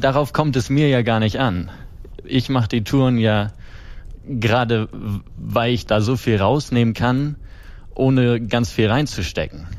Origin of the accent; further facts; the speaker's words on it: Kiel, Schleswig-Holstein, Germany; ich komme ja aus dem Norden, aus mhm, Kiel. Mhm. Da bin ich groß geworden